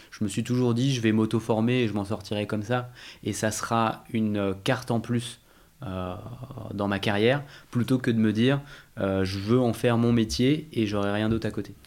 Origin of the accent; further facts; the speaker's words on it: Val-de-Marne, Paris region, Île-de-France, France; J'ai grandi en région parisienne, ah, dans le Val-de-Marne, où j'habite euh, toujours